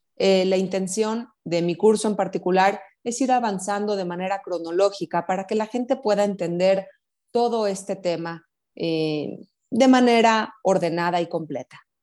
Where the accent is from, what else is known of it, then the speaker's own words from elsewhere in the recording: Mexico; Como mexicanas